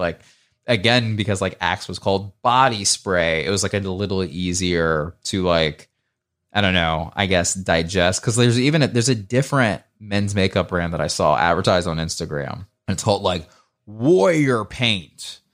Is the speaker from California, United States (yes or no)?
no; Marietta, Georgia, United States; moved away; I'm also from Marietta, Georgia